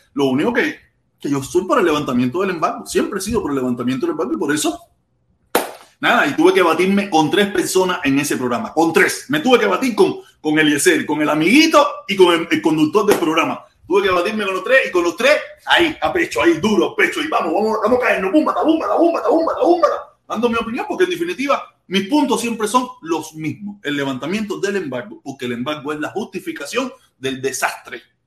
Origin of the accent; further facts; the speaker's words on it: Cuba; now in Miami, United States; nosotros los cubanos